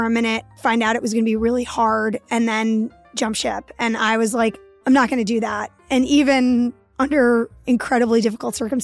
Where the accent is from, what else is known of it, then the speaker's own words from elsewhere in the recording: New York City, New York, United States; I grew up in Lower Manhattan in Soho before it turned into a high-end shopping mall for the 1%